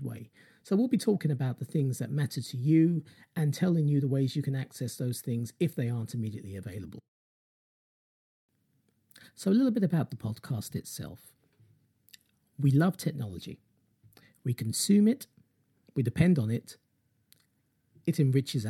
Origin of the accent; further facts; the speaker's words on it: London, United Kingdom; I'm from London in the UK, that's where I'm based